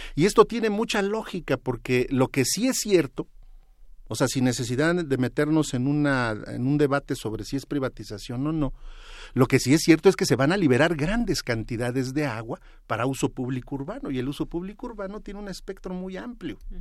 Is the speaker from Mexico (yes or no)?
yes; State of Mexico, Mexico; yo vengo del Estado de México